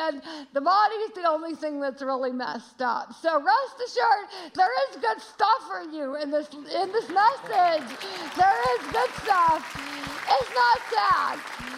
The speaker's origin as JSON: {"language": "English", "region": "Georgia", "country": "United States", "said": "I say y'all a lot. I'm from Georgia, but we are loving Chicago."}